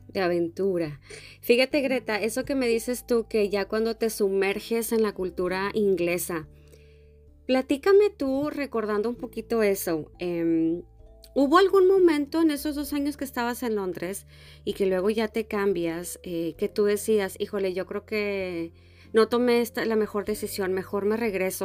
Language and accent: Spanish; Mexico; moved away; a los mexicanos nos relacionan mucho con los españoles